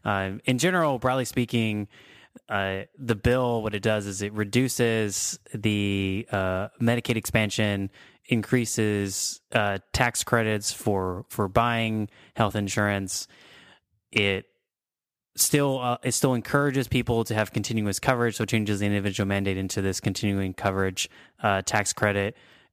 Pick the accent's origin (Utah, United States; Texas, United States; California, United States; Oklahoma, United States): Texas, United States; Too bad I was educated in Texas.